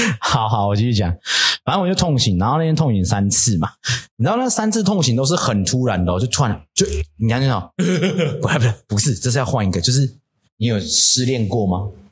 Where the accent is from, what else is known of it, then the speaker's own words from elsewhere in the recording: Puli, Nantou County, Taiwan; 我是南投人欸，我就住埔里